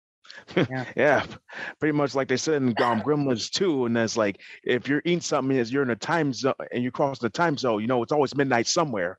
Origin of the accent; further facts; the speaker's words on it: New York, United States; we're both from New Yorkers